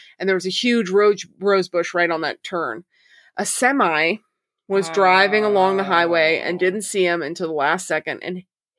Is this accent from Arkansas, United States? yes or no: yes; Arkansas, United States; So, like I think I've told you guys before, I grew up in Arkansas. I used to live in Eureka Springs.